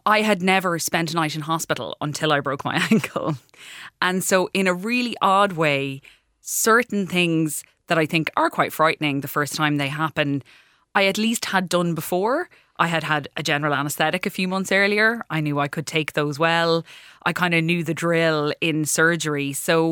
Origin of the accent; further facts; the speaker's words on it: Clarecastle, County Clare, Ireland; I'm from Clarecastle in County Clare originally.